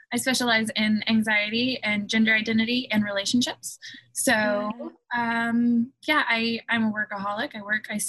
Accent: Taylor, Mississippi, United States; accent: twang; moved away as an adult; also born or lived in Vermont; now in Boston, United States; I'm originally from Mississippi

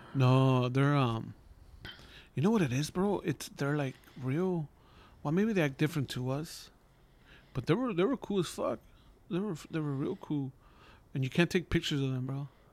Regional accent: Los Angeles, California, United States; I'm from East L

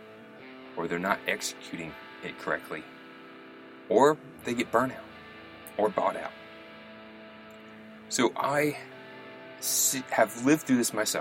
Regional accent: Louisville, Kentucky, United States; when I was raised in Louisville, Kentucky

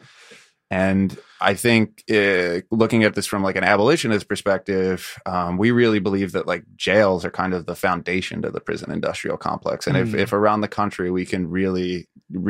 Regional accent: Philadelphia, Pennsylvania, United States; moved away; I grew up in Philadelphia

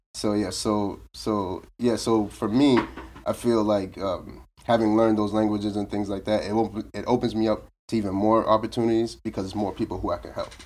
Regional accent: Boston, Massachusetts, United States; also born or lived in Brockton, Massachusetts; originally from Roxbury

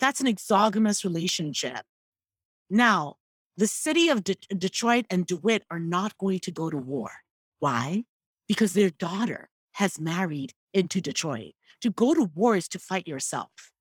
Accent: Igbo, Igboland, Nigeria; first language Igbo; English is a second language; I am Igbo. Mm, that is my nation.

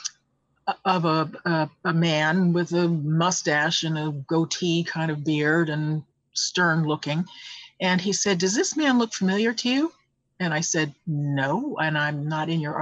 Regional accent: United States; I'm from the United States.

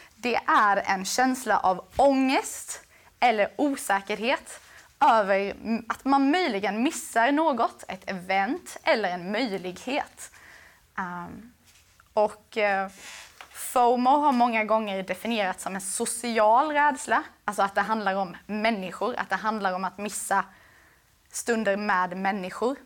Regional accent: Växjö, Kronoberg County, Sweden; jag var från Växjö

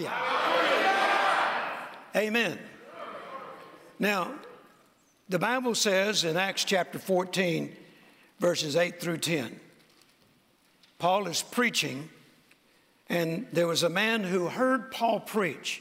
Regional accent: Mississippi, United States; when I was growing up, particularly when I was born in Mississippi on a farm in a very rural area

